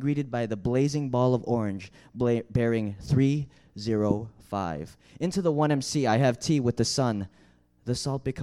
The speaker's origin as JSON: {"language": "English", "town": "Chicago", "region": "Illinois", "country": "United States", "said": "I'm from Chicago."}